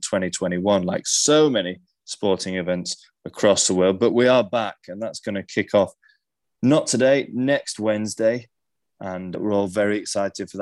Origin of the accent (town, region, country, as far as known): England, United Kingdom